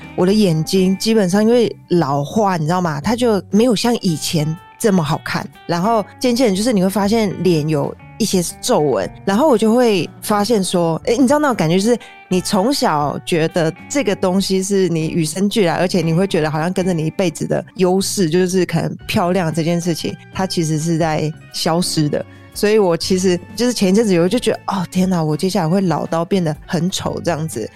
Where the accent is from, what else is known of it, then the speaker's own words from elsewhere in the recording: Taiwan; moved away; 我是一个台湾人